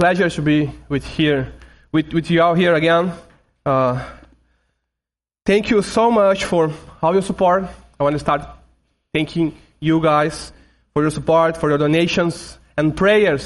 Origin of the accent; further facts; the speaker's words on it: Brazil; first language Portuguese; English is a second language; Portuguese, my mother language. I and my family, we are from Brazil, so we speak Portuguese